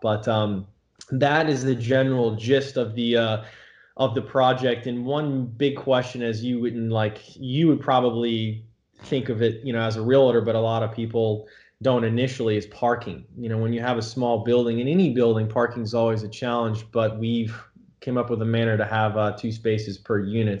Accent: Florida, United States; moved away as an adult; now in New York City, United States; I'm from Florida originally, and I've been in New York now almost 10 years

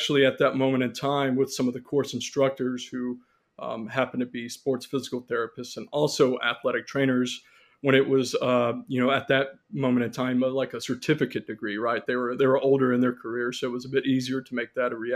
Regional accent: near Shreveport, northwest Louisiana, United States; moved away as an adult; also born or lived in Conway, Arkansas / Little Rock, Arkansas; now in Chula Vista, United States; I grew up in Louisiana, in northwest Louisiana, near Shreveport, Louisiana

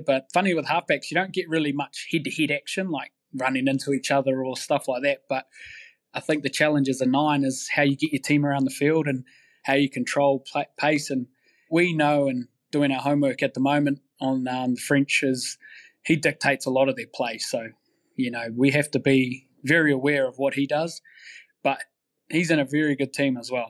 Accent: Manawatū-Whanganui, New Zealand; I grew up in Manawatu, which is in the Hurricane region

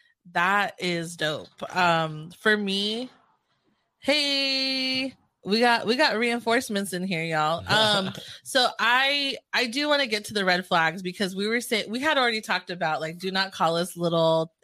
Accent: Philippines; Oh, my biggest red flag is when, as soon as I tell them that I'm Filipino, like, oh, do you speak Tagalog?

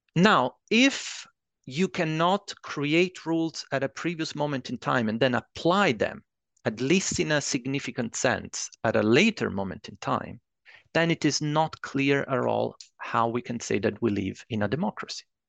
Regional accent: Italy; moved away as an adult; also born or lived in Edinburgh, Scotland; I'm originally from Italy

